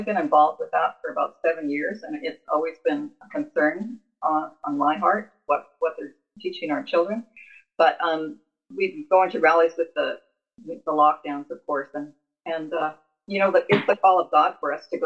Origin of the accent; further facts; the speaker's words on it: Canada; also born or lived in England; I was born in England and I immigrated to Canada at 6 years old